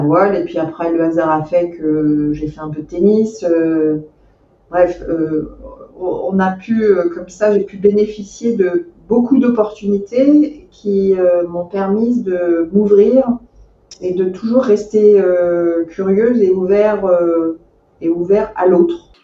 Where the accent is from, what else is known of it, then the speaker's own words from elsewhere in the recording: Meaux, Île-de-France, France; j'ai grandi en Seine-et-Marne, dans la ville, dans la très jolie ville de Meaux